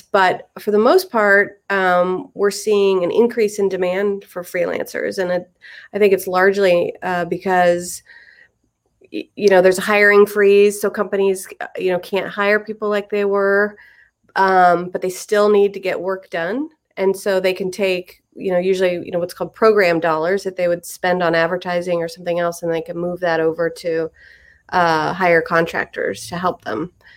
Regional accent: Indianapolis, Indiana, United States; moved away as an adult; I'm actually from Indianapolis. I grew up in Indiana

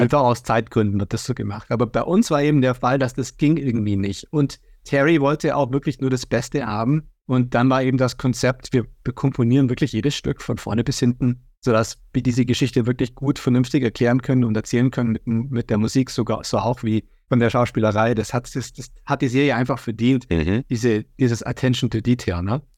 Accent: Germany; ich bin in Deutschland aufgewachsen

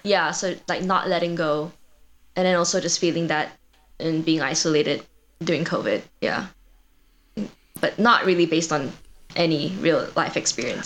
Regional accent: Malaysia; moved away as an adult; now in Madison, United States; I grew up in Malaysia, um, and I came here for my undergrad as a transfer student from Malaysia

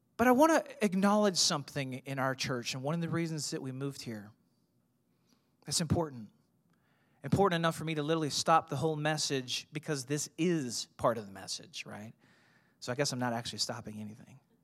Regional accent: St. Louis, Missouri, United States; I grew up in Saint Louis. You know, I, I was a suburb kid

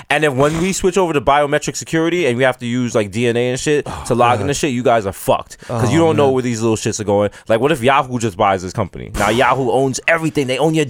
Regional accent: New York City, New York, United States; We're from the Bronx

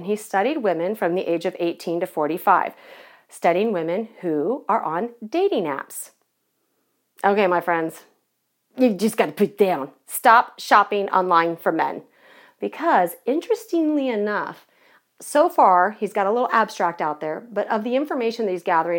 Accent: Irvine, California, United States; I grew up in Southern California, so I lived in Irvine.

